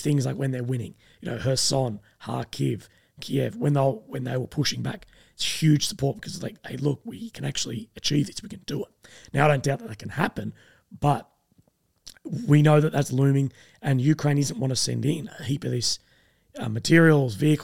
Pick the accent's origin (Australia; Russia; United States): Australia; myself being Australian